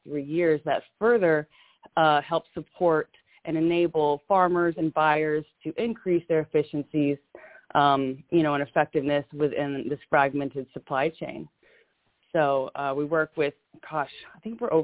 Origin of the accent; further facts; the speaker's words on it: Louisiana, United States; also born or lived in Arkansas; I'm from Louisiana, originally born in Arkansas, raised in Louisiana in the deep south